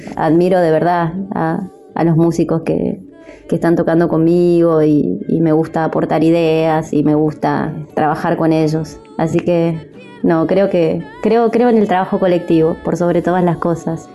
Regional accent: Mendoza, Argentina; moved away as an adult; now in Buenos Aires, Argentina; mi tierra natal, de Mendoza

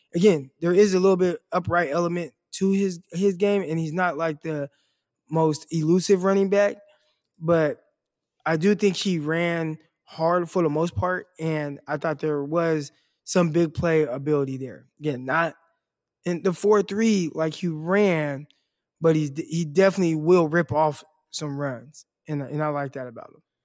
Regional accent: Stockton, California, United States; Stockton, obviously my hometown, two oh nine

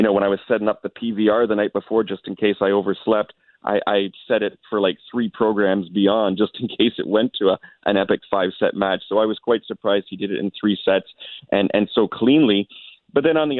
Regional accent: Canada; as Canadian, you know, reporters

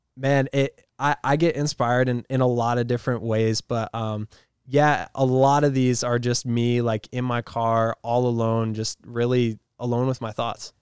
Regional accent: Rhode Island, United States; I'm from Rhode Island

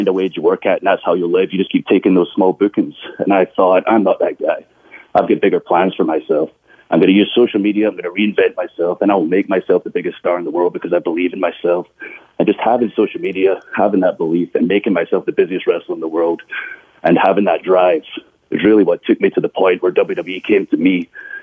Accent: Scotland, United Kingdom; moved away as an adult; now in United States

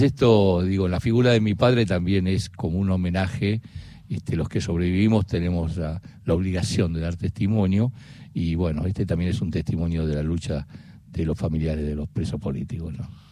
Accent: Buenos Aires, Argentina; yo nací en Almagro, en Yatay y Cangallo

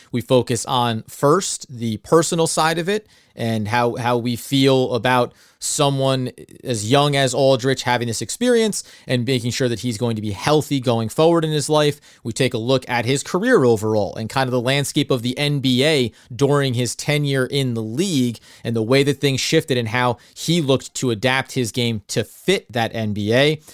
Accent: New Jersey, United States; I'm a guy from New Jersey.

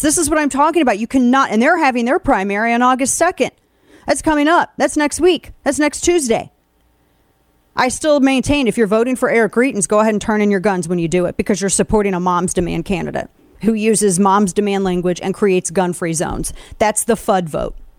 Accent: Missouri, United States; moved away as an adult; also born or lived in Jefferson City, Missouri; Jefferson City, Missouri, my home state, where up until very recently I lived and was raising my kids and where all my family still lives

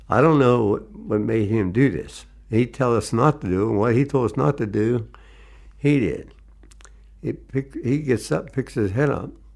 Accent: New Brighton, Pennsylvania, United States; I was born in New Brighton, Pennsylvania, January twenty-first, nineteen twenty-six

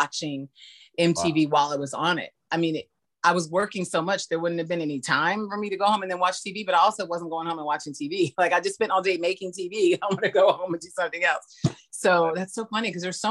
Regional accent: San Diego, California, United States; San Diego, and since that's my hometown

